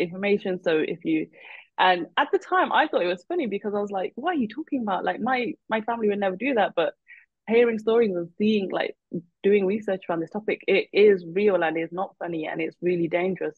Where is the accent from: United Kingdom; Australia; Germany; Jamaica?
United Kingdom; we're Indian and I'm Punjabi, and then but I'm also British